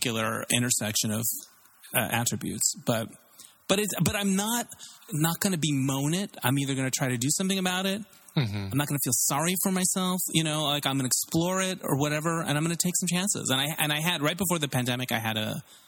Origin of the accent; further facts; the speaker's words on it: Arizona, United States; moved away as an adult; also born or lived in Tempe, Arizona; now in Los Angeles, United States; I grew up in Arizona, a small town in Arizona, and I went to university in Tempe, Arizona